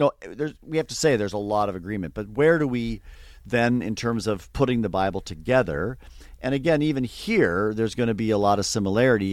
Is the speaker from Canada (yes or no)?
yes; just outside the Toronto area, Ontario, Canada; I grew up in Canada, uh, so, uh, not everyone knows, you know, all the geography of Canada, so just outside, we'll say, the Toronto area, halfway between, uh, Buffalo, New York, and, uh, Toronto